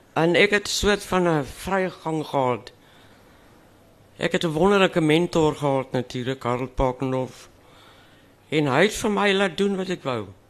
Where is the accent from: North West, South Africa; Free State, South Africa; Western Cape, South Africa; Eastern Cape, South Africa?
Western Cape, South Africa; first language Afrikaans; ek het nou natuurlik in die Kaap groot geword